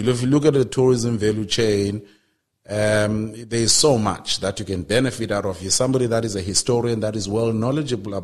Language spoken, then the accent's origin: English; Transkei, Eastern Cape, South Africa; I remember growing up in the Transkei because that's where I'm from.